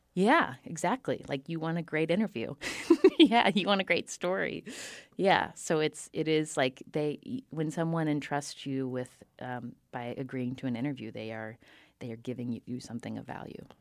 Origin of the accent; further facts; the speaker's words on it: Charleston, West Virginia, United States; I grew up in Charleston, West Virginia, which is a small, smallish city